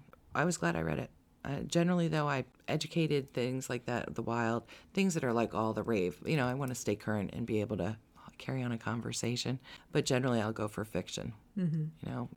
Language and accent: English; New Jersey, United States; Because I grew up in Jersey